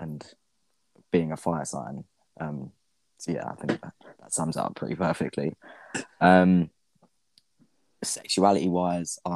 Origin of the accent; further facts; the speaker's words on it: Kent, South East England, United Kingdom; I'm 23, I'm from Kent.